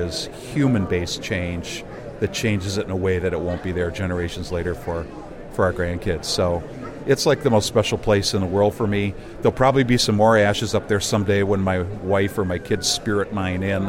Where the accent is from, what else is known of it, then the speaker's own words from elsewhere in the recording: Madison, Wisconsin, United States; I'm from Madison, Wisconsin